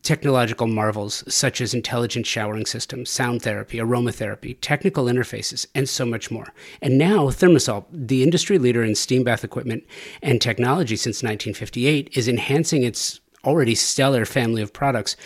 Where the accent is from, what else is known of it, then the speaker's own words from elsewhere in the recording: Los Angeles, California, United States; I grew up in the San Fernando Valley in the 1980s